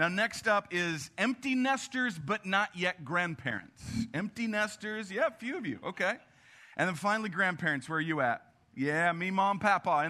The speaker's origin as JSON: {"language": "English", "town": "Albert Lea", "region": "Minnesota", "country": "United States", "tie": "born or raised there", "moved": "yes", "said": "I'm from Minnesota originally"}